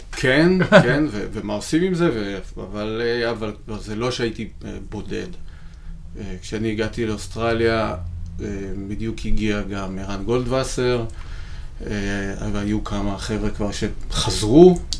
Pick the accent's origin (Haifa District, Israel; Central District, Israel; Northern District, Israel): Central District, Israel; Rishon LeZion; נולדתי וגדלתי בראשון לציון